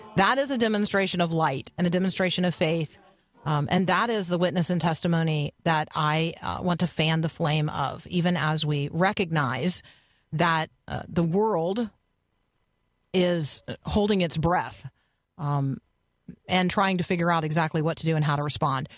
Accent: United States; as an American

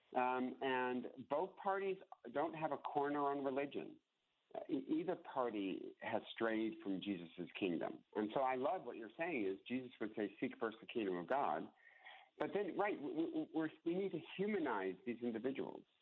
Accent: United States; we are Americans. We are Americans. And then I'm an American Christian

